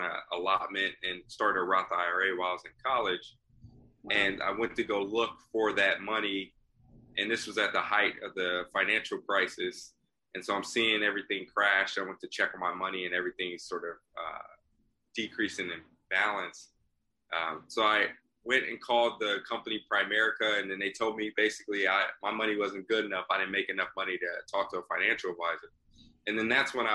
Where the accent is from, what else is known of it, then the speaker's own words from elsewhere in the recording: Long Beach, California, United States; also born or lived in Hawaii / Compton, California; I'm originally from Hawaii, grew up in sort of California, all over. Compton and Long Beach is what I really call home.